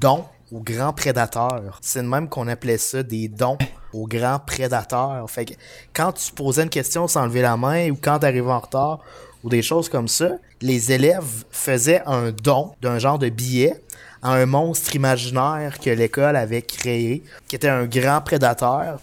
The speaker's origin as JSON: {"language": "French", "town": "Saint-Georges", "region": "Quebec", "country": "Canada", "said": "on vient de Saint-Georges-de-Beauce"}